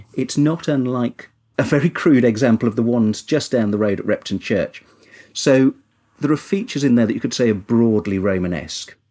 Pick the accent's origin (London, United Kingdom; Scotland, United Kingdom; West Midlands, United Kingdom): West Midlands, United Kingdom; Kinver; I'm originally from Kinver in Staffordshire, which has lots and lots of cave dwellings